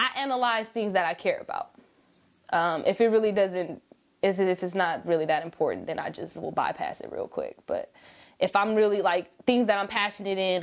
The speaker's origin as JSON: {"language": "English", "town": "Sacramento", "region": "California", "country": "United States", "tie": "born or raised there", "also_born_or_lived": "Oakland, California / Richmond, California", "said": "Ever since then, I've been in Sacramento, California. So my roots are from the Bay Area, but, you know, I'm Sacramento raised"}